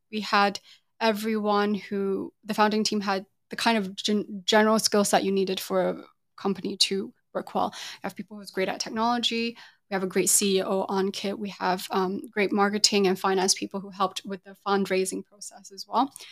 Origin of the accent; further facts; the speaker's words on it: England, United Kingdom; moved away as an adult; also born or lived in Taiwan / Singapore; now in Hong Kong; grew up in the U K